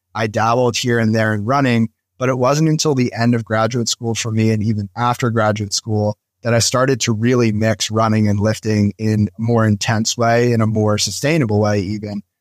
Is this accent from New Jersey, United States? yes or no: yes; New Jersey, United States; moved away as an adult; also born or lived in Philadelphia; I moved to Philadelphia from where I grew up in New Jersey.